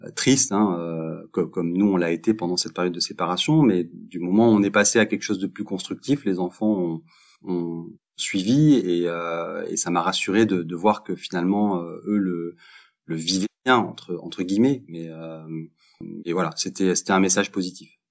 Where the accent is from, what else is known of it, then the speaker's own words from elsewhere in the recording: Montpellier, Occitania, France; moved away as an adult; now in Belgium; je suis français, je viens de Montpellier et je vis en Belgique depuis une quinzaine d'années.